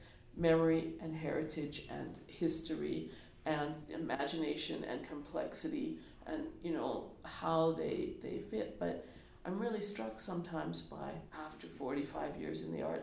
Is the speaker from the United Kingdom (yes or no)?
no; Edmonton, Alberta, Canada; I am totally an urban person. I was born in Edmonton